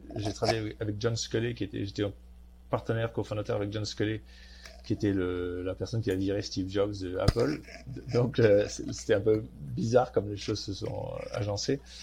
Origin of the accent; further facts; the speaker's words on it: Marseille, Provence-Alpes-Côte d'Azur, France; moved away as an adult; also born or lived in Paris / Silicon Valley; j'ai un nom du Nord, mais j'ai grandi à Marseille.